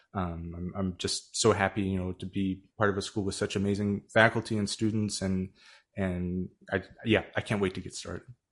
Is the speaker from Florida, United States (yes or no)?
no; Tacoma, Washington, United States; moved away; also born or lived in Urbana-Champaign, Illinois; I grew up in Tacoma, Washington